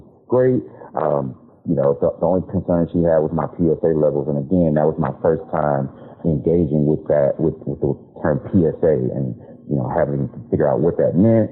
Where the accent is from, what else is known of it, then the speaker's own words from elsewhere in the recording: Houston, Texas, United States; now in Austin, United States; I'm originally from Houston, Texas. I live in Austin now